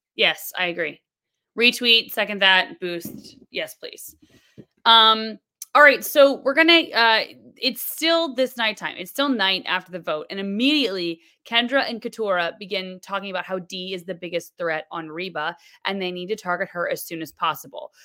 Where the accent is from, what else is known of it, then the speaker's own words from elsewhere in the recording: Florida, United States; now in New York, United States; I'm from Florida